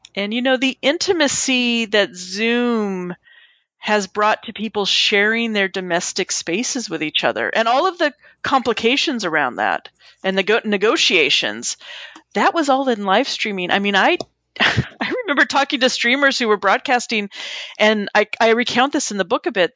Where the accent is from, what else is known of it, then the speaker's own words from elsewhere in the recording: Southern California, United States; now in East Coast, United States; I grew up in Southern California, so I grew up going to Disneyland. And now that I live on the East Coast